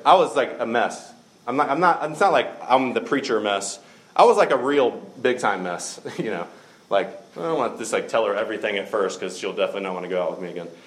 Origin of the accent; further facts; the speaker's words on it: the South, United States; I grew up in the South